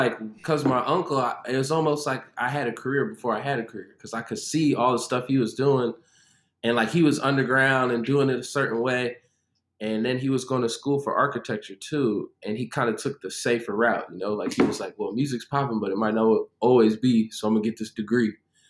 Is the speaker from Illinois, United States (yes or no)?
yes; Chicago, Illinois, United States; now in Nashville, United States; Well, right now I'm in Cashville, Tennessee. I'm originally from Chicago. I've moved a lot in my life.